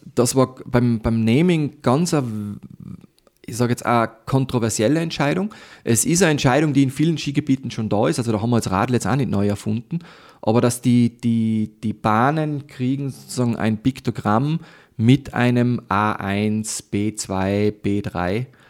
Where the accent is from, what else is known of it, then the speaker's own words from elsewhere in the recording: Tyrol, Austria; ich bin in Tirol aufgewachsen.